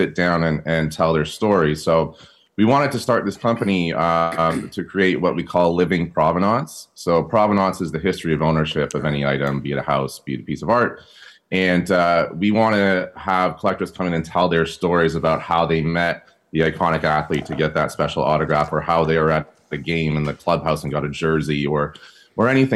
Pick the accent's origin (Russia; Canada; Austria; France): Canada; Toronto, Ontario; moved away as an adult; also born or lived in California; now in West Hollywood, United States; I'm actually originally from Toronto